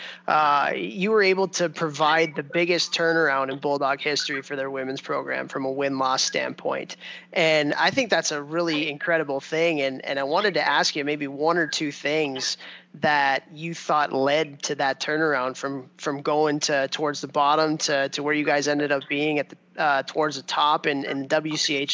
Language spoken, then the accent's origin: English; Chicago, Illinois, United States; moved away; also born or lived in East Coast; I'm from the Midwest. I grew up in Chicago and ended up on the East Coast